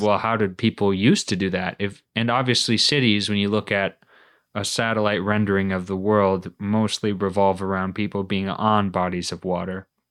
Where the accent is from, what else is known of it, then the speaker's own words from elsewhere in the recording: Minnesota, United States; moved away as an adult; now in New England, United States; we grew up in Minnesota, but we weren't really a big winter sports family